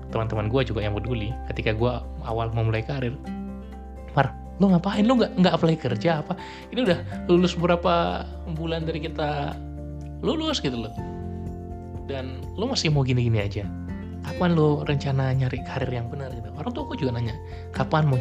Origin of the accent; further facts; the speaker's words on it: Medan, North Sumatra, Indonesia; gue pulang ke kampung halaman gue di Medan